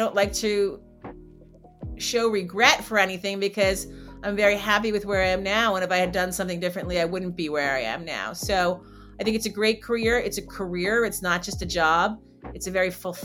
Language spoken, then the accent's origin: English; New Jersey, United States; where I grew up in New Jersey